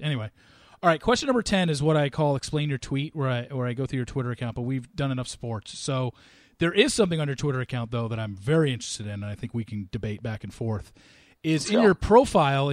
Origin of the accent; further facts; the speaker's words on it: Southern California, United States; I was growing up in Southern California